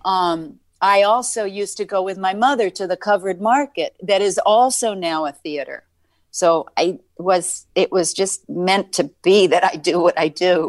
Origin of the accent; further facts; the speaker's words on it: New York, United States; I was born in Manhattan